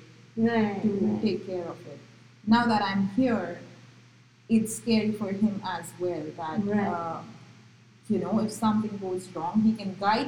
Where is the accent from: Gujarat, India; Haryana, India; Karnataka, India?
Gujarat, India; first language Marathi; English is a second language; moved away as an adult; also born or lived in Maharashtra; now in United States; I was born in Maharashtra but brought up in Gujarat